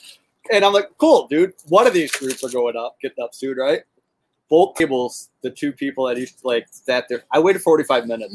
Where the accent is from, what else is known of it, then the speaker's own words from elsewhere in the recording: Lincoln Park, Michigan, United States; I grew up in Lincoln Park